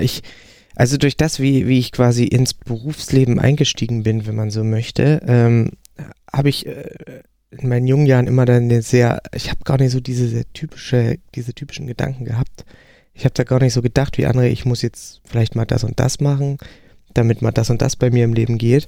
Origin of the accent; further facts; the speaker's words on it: a village beyond Bautzen, between Poland and the Czech Republic, Saxony, Germany; moved away; also born or lived in Hamburg; da ich aus dem hinterletzten Kaff komme, also wirklich so, wo sich Fuchs und Hase guten Nacht sagen zwischen Polen und Tschechien, äh, hinter Bautzen